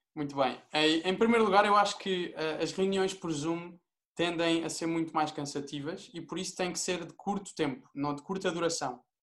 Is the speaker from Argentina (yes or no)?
no; Portugal; eu sou português